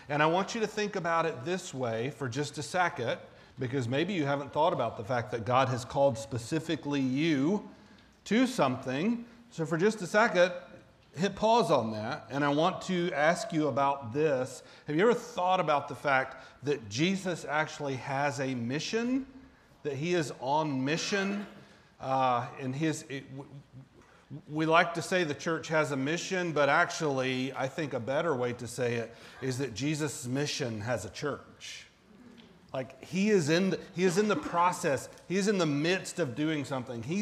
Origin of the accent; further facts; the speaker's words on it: the South, United States; but I was raised in the South and it was just a lot different